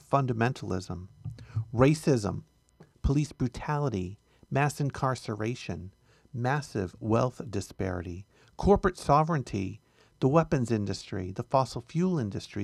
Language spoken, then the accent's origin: English; United States; our country